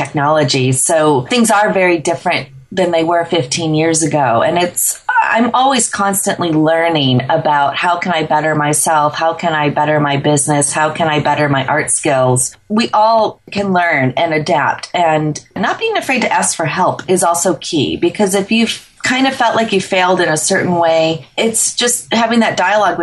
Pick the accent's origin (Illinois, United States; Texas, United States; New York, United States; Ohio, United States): Illinois, United States; Chicago; When I was 10 years old, growing up in the Chicagoland area